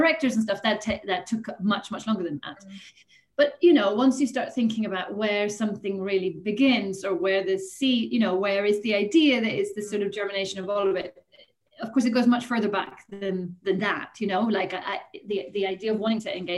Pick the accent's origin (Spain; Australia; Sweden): Sweden; moved away as an adult; also born or lived in Germany / Italy / Ireland; now in United Kingdom; I grew up in Sweden and studied at university here for a little while before going to the UK